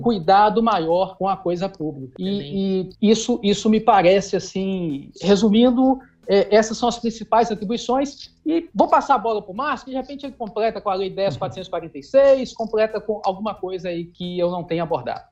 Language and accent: Portuguese; Itabira, Minas Gerais, Brazil; Eu sou natural de Tabira, que fica a 100 quilômetros de Belo Horizonte.